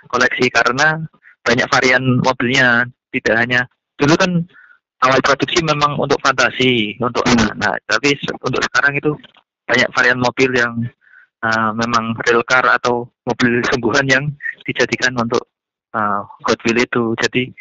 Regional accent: Pati, Central Java, Indonesia; Saya berasal dari Pati.

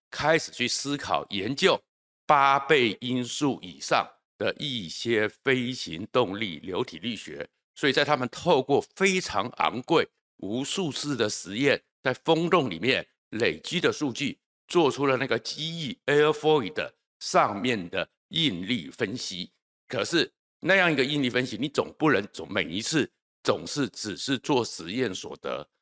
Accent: Taiwan; 我们台湾

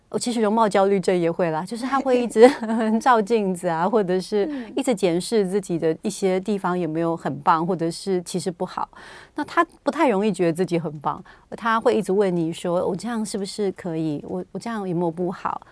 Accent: Taiwan; 我们台湾人，有时候不是每天出门去都会化妆

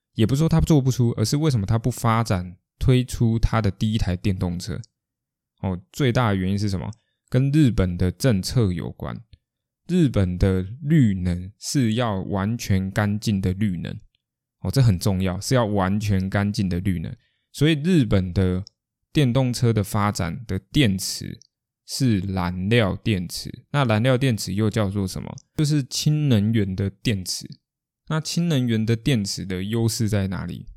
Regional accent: Kaohsiung, Taiwan; 因为毕竟我是高雄人

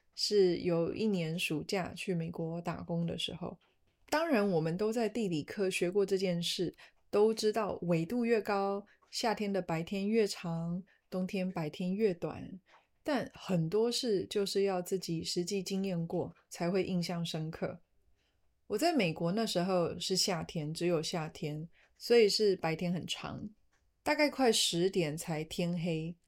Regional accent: Taiwan; moved away as an adult; also born or lived in Poland; 我是在台湾长大的，这是台湾永远没有办法被取代的地方

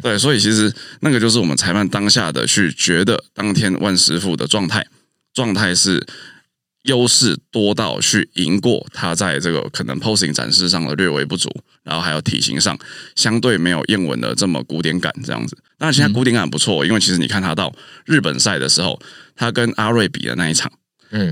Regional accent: Taichung, Taiwan; moved away as an adult; also born or lived in Taipei; 暑假的时候回到台中

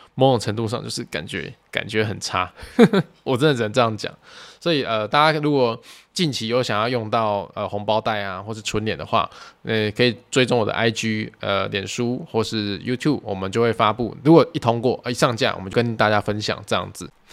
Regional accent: Tainan, Taiwan; 我身为台南人，我很骄傲我住在台南， 就是我蛮喜欢这个城市的步调

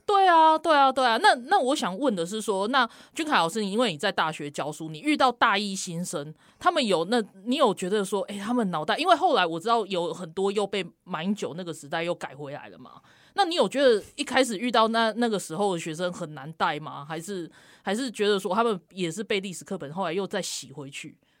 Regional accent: South Africa; moved away; 因为我不是，我不是这样教育长大，就是我，我可以分享一下南非的经验

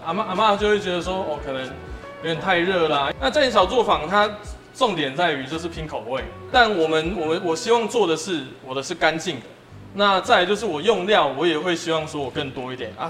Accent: Fengtian Village, Chiayi County, Taiwan; 因为阿嬷住在丰田村， 啊， 我是丰田村长大的小孩

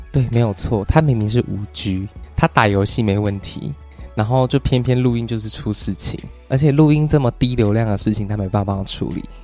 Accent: Taiwan; 我很热衷于让大家知道我是台湾人

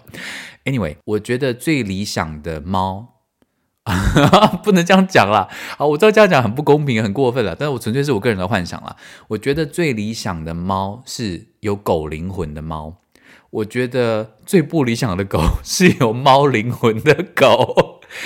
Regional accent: Tainan, Taiwan; moved away as an adult; also born or lived in Paris, France; now in Germany; 我们台南人早餐都吃什么

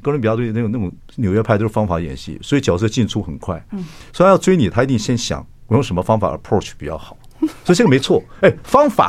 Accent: Chiayi, Taiwan; 我是坐火车了，坐平坐平快车跟慢车这样晃十个小时。我嘉义人嘛。

